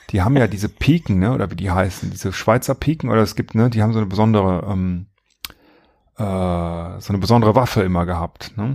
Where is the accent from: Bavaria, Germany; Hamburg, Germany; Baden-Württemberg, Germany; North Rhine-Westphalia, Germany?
North Rhine-Westphalia, Germany; Bergisch Gladbach; ich komme ja auch aus der Instant-Stadt. Äh, Berge Stadtbach.